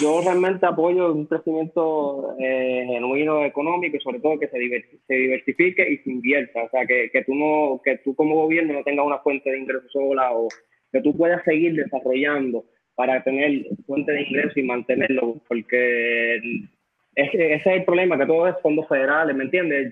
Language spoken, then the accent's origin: Spanish; Puerto Rico; nosotros como puertorriqueños